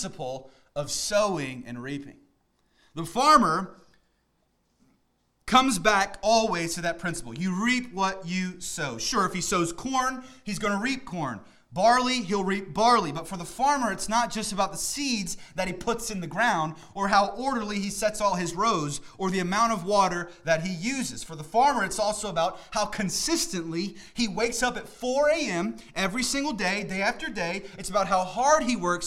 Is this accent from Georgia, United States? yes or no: yes; Middle Georgia, United States; now in Northern Virginia, United States; I grew up in the Middle East, Georgia, not Iraq or Iran or anything like that. But growing up in the South, I was always around farmers